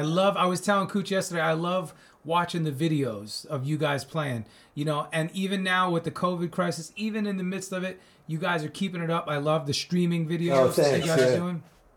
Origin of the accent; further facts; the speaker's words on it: Commack, New York, United States; also born or lived in Northport, New York; I'm from Long Island myself.